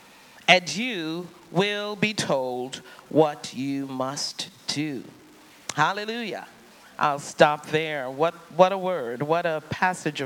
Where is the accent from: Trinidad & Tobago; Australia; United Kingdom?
Trinidad & Tobago; I grew up in the Caribbean, on the island of Trinidad.